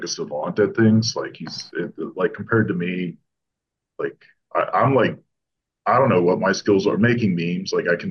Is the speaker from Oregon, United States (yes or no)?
no; Florida, United States; moved away; also born or lived in Ontario; my brother and I grew up fishing in Florida.